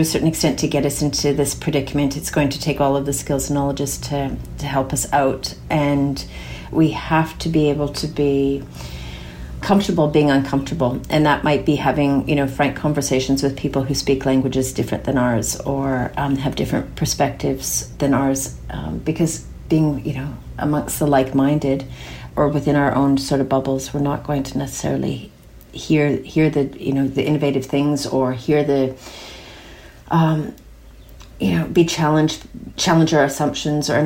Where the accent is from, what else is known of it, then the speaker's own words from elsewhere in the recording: outside of Toronto, Ontario, Canada; moved away as an adult; also born or lived in Alberta, Canada / Darwin, Australia; now in Castlemaine, Australia; I grew up outside of Toronto and have called Alberta home since then.